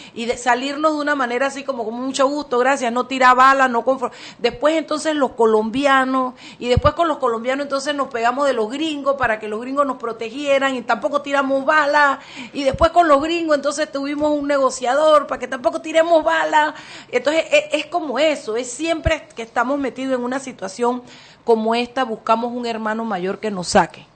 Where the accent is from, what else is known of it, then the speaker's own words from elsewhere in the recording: Panama; los panameños podamos ver la invasión como un hecho de panameños